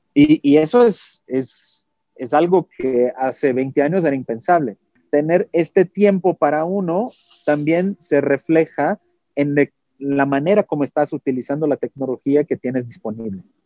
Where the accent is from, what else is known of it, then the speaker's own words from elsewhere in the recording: Brazil; Spanish is a second language; moved away; Yo soy brasileño, mi español es 90%.